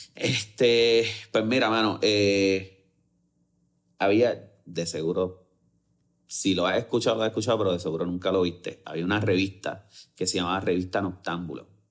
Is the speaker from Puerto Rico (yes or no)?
yes; Bayamón, Puerto Rico; Y soy full de Bayamón y vivo súper orgulloso de ser de Bayamón